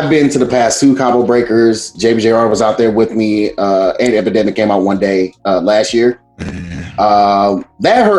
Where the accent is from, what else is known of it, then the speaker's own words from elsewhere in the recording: St. Louis, Missouri, United States; now in Chicago, United States; I currently live in Chicago, even though I am from St. Louis